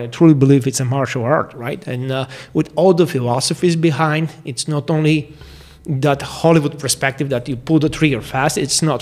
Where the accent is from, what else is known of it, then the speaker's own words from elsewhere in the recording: Bulgaria; now in St. George, United States; I'm originally from Bulgaria, but uh, currently I live in St. George, Utah, in United States